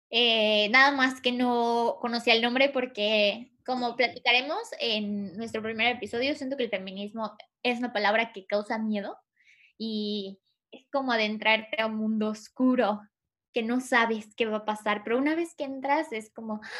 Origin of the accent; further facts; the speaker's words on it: Yucatán, Mexico; eh, soy de Yucatán, soy mm, de sangre maya y tengo 25 años